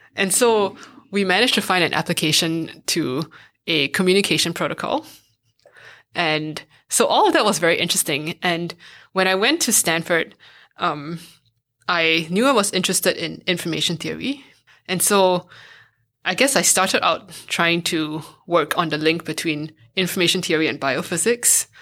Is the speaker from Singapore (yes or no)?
yes; Singapore; moved away as an adult; also born or lived in United States; now in Berlin, Germany; I went to a math and science high school when I was growing up in Singapore